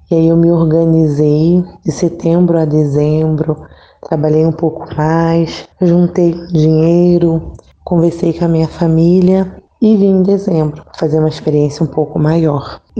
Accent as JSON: {"language": "Portuguese", "town": "Nilópolis", "region": "Rio de Janeiro", "country": "Brazil", "lives_now": "Brotas de Macaúba, Brazil", "said": "eu sou de Nilópolis, Rio de Janeiro, da província da Imaculada Conceição, da Paróquia Nossa Senhora Aparecida. Tenho 36 anos. Atualmente eu moro no Cocal, povoado do Cocal, município de Brotas de Macaúba, na Bahia."}